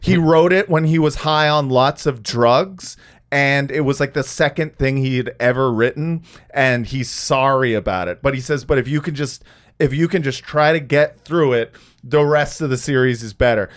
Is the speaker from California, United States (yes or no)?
yes; California, United States; I am from California